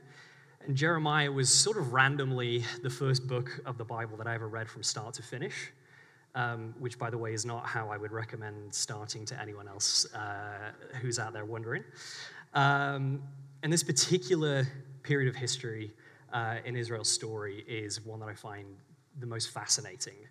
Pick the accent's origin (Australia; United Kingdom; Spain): United Kingdom; England; moved away as an adult; also born or lived in St Andrews, Scotland; now in Waco, United States; I was born in England, in the UK